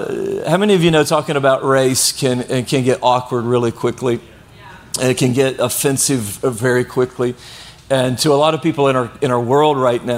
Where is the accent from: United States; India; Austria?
United States; Blytheville, Arkansas; now in Venice, United States; I grew up in a city called Blytheville, Arkansas